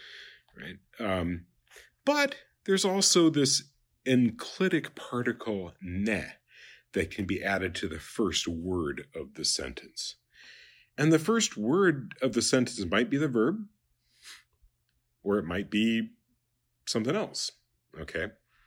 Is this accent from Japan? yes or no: yes; Japan; I was noticing, you know, I grew up in Japan, and in Japanese, nai is a negation.